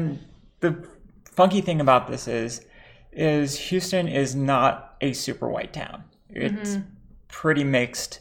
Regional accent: Lebanon; Bi trans Lebanese.

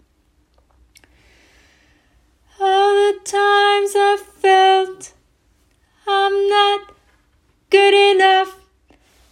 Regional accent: Lebanon; moved away as an adult; now in New York, United States; I was born and raised in Lebanon for 24 years of my life.

